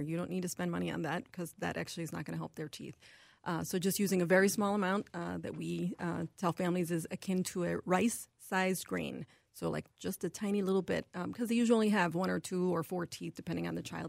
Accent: New York City, New York, United States; moved away as an adult; also born or lived in Buffalo, New York; now in Minnesota, United States; I'm actually originally from New York City

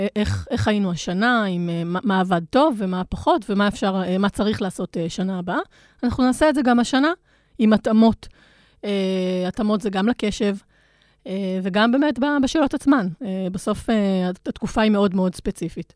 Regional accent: Israel; היתרון שלנו, המובהק כישראלים

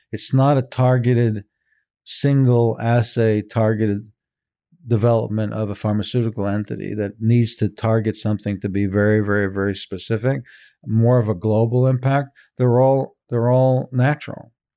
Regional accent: Israel; now in San Francisco, United States; I was born in Israel, but my parents are European.

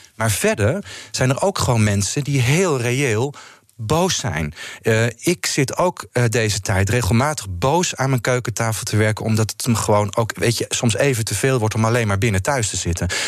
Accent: Netherlands; als Nederlanders

